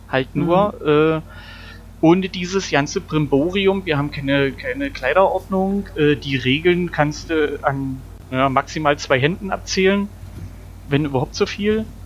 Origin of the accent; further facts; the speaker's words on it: East Germany, Germany; ihr wisst ja, ich komme aus dem Osten, wir hatten ja nichts.